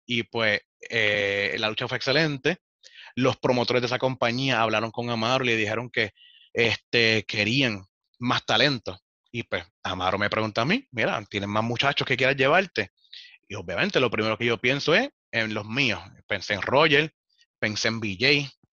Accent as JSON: {"language": "Spanish", "country": "Puerto Rico"}